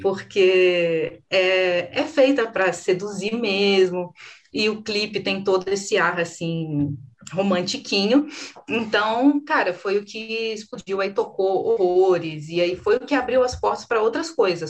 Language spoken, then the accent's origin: Portuguese; Brazil; a gente é brasileiro